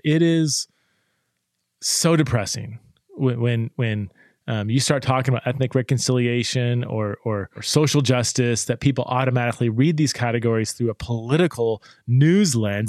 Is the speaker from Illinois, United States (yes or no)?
no; Boise, Idaho, United States; born or raised there